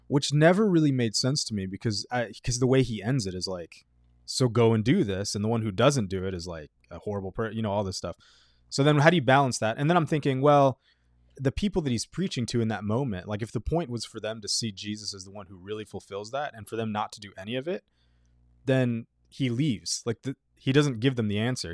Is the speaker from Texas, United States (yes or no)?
yes; Texas, United States; in middle school, uh, growing up in Texas